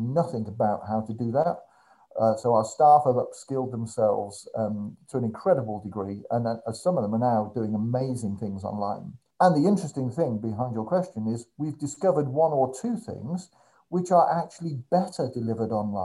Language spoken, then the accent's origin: English; Birmingham, West Midlands, United Kingdom; now in Northampton, United Kingdom; I'm originally from Birmingham.